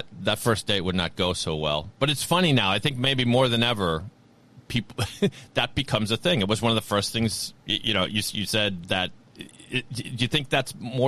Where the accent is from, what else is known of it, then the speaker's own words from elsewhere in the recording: Massachusetts, United States; I'm from Massachusetts